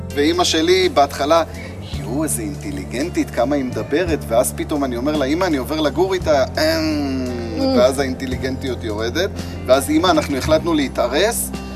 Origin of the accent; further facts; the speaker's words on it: Holon, Tel Aviv District, Israel; moved away as an adult; now in Modi'in, Israel; גדלתי בחולון כל החיים, שם נולדתי, שם גדלתי כל החיים